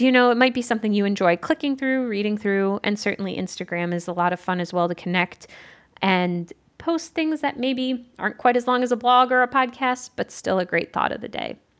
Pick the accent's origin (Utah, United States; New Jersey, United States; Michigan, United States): Michigan, United States; Southeastern; moved away as an adult; also born or lived in Evanston, Illinois; now in Central Ohio, United States; I'm from Southeastern Michigan originally